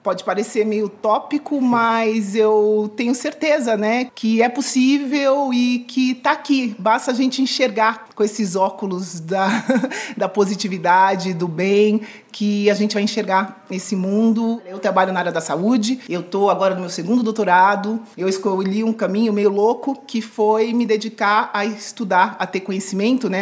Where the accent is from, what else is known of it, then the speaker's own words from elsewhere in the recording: São Paulo, Brazil; now in Miami, United States; sou paulistana